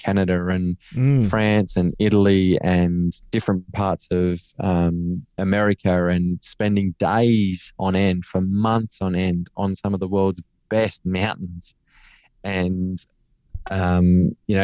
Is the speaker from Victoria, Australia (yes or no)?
no; Cobar, New South Wales, Australia; moved away as an adult; also born or lived in Canberra; growing up in Cobar, my grandparents were a big part of my life there.